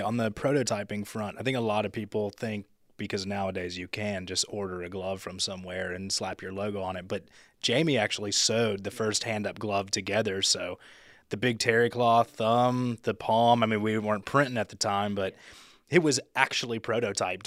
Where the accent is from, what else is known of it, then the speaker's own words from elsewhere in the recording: Memphis, Tennessee, United States; now in Chattanooga, United States; I'm from Memphis, so we didn't have any mountains